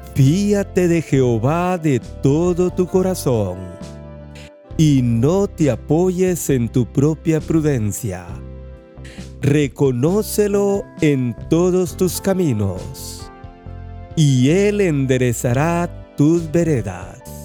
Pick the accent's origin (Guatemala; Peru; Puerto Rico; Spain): Guatemala; moved away; Guatemala, nuestro país de origen